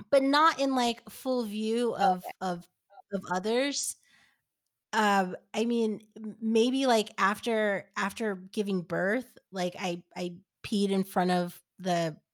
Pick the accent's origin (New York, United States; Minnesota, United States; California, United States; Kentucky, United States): New York, United States; And I yeah, and I I grew up in New York. I I've never experienced that.